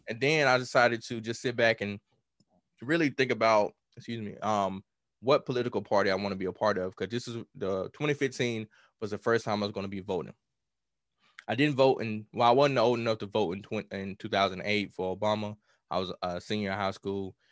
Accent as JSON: {"language": "English", "region": "Mississippi", "country": "United States", "tie": "born or raised there", "said": "I'm from Mississippi, so I grew up on blues"}